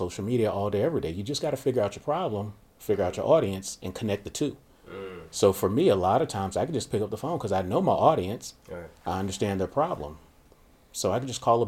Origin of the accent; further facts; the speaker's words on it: Miami, Florida, United States; born and raised in Miami, Florida during the cocaine 80s